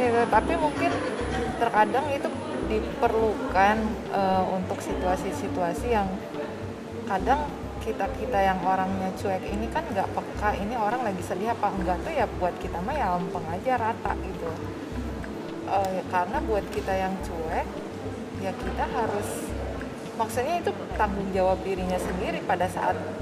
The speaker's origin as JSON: {"language": "Indonesian", "region": "West Java", "country": "Indonesia", "said": "aku orang Sunda Sunda Tulen"}